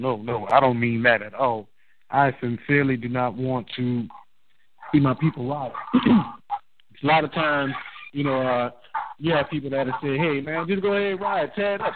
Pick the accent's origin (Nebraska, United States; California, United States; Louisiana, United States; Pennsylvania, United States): Louisiana, United States; New Orleans; I'm from New Orleans.